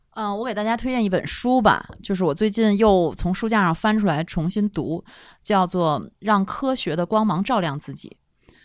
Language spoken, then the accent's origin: Chinese; Tianjin, China; 那个五大道里面不是有一个木兰花园儿吗？嗯，嗯。就是我成长的地方